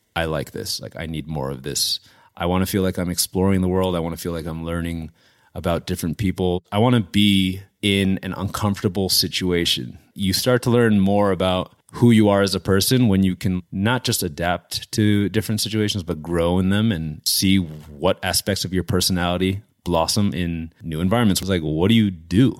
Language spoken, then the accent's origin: English; West Orange, New Jersey, United States; I grew up in northern New Jersey, thirty minutes outside of New York City, town called West Orange.